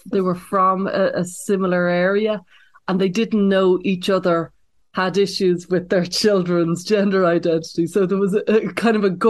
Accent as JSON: {"language": "English", "country": "Ireland", "moved": "yes", "lives_now": "United States", "said": "because I came over from Ireland, I'm always been kind of impressed upon about the you know the cultural, political polarization that's going on in America"}